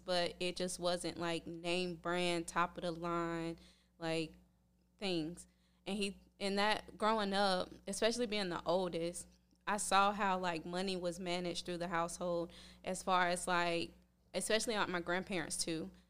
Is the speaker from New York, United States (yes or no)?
no; Red Springs, North Carolina, United States; moved away as an adult; now in Tampa, United States; I'm working on opening my own gym in my hometown in Red Springs, North Carolina